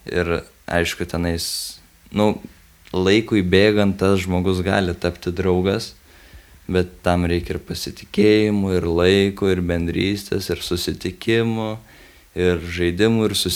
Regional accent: Lithuania; mes iš Lietuvos

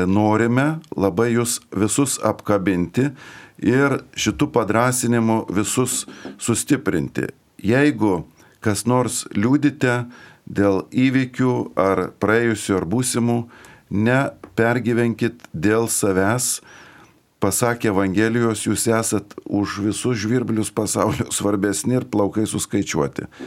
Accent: Lithuania; mes kaip lietuviai turime, kaip čia pasakius, tokį padidinto kuklumo e, jausmą

